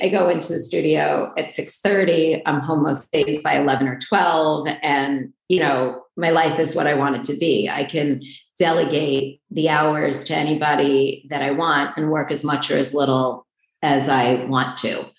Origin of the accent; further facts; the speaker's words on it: New York City, New York, United States; also born or lived in Port Washington, New York; I grew up in Queens, which is not far from here